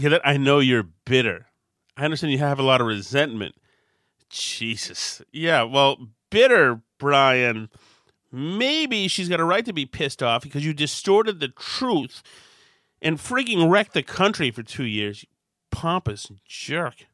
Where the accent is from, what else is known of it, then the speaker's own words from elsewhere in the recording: Winchester, Massachusetts, United States; When I grew up in Winchester